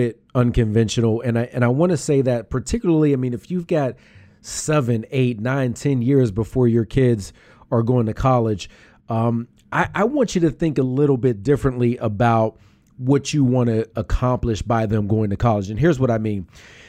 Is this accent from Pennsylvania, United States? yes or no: yes; Pittsburgh, Pennsylvania, United States; now in Philadelphia, United States; Let me make it clear to everybody. I'm from Pittsburgh.